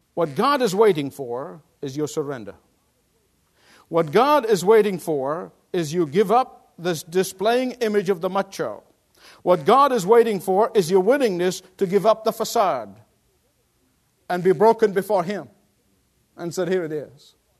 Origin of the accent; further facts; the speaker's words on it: Australia; moved away; my Australian compatriots